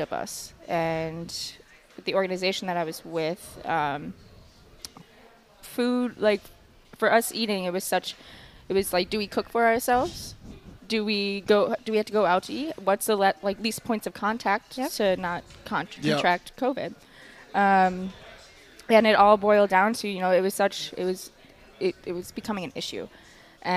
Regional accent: Long Island, New York, United States; now in Eau Claire, United States; born and raised on Long Island, Italian family

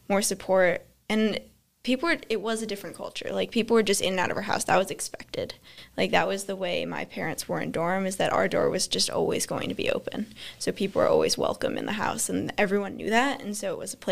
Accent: Gill, Massachusetts, United States; also born or lived in Springfield, Massachusetts; I'm a faculty kid, so I've lived at NMH for 18 years

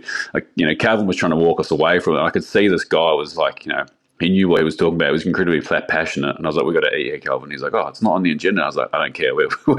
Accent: New Zealand; it's always lamb for me, being a Kiwi

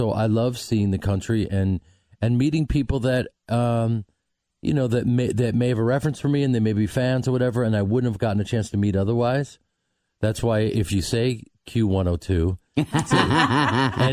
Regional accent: Chicago, Illinois, United States; moved away; I'm from Chicago

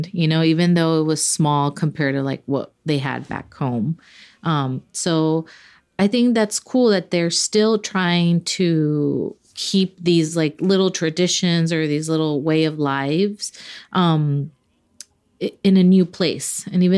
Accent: Los Angeles, California, United States; Like I was born in Los Angeles, grew up there, but all of my family is Mexican. They all migrated to the U.S. in the mid 70s.

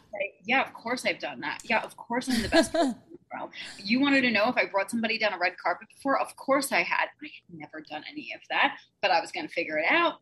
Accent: New York City, New York, United States; also born or lived in Lower East Side, Manhattan; I'm originally from Staten Island, New York. I live in Midtown right now

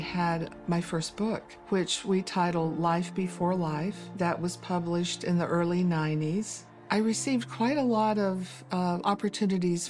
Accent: Eastern Tennessee, United States; moved away as an adult; now in Utah, United States; I was born and raised in Eastern Tennessee, so I'm a Southern girl

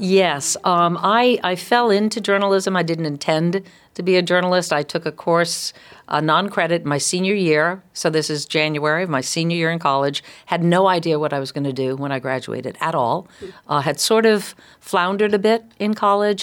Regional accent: East Providence, Rhode Island, United States; I grew up in East Providence

